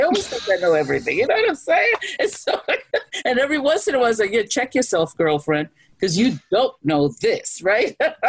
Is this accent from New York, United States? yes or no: yes; New York, United States; Look, I'm a New Yorker. I'll always be a New Yorker, okay? In New York, we mind our business, okay?